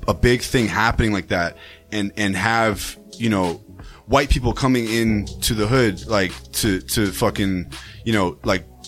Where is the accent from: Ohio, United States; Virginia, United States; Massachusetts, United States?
Massachusetts, United States; Brookline; I grew up in Brookline